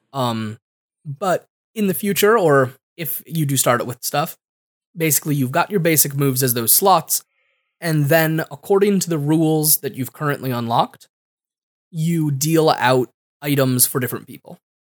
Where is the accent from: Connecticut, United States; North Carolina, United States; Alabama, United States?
Connecticut, United States; I'm from Connecticut, and I don't say enough consonants in the middle of my words